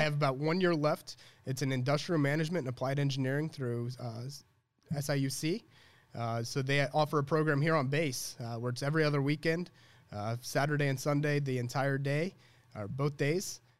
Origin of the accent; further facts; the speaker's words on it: Illinois, United States; also born or lived in Chicago; I really grew up here